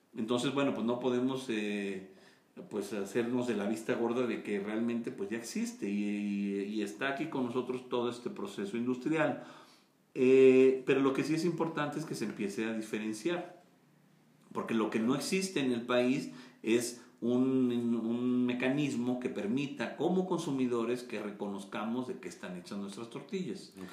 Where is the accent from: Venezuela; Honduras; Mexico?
Mexico; Yo nací en México, mis padres, los dos nacieron en México, mis papás, eh, entonces bueno, pues somos mexicanos